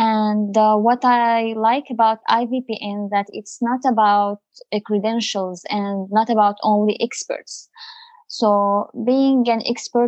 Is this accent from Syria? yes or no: yes; Syria; also born or lived in United Arab Emirates / Abu Dhabi; now in Canada; I'm originally from Syria